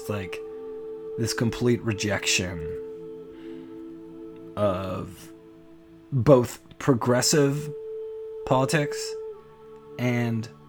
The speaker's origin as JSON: {"language": "English", "country": "Canada", "said": "I'm Canadian"}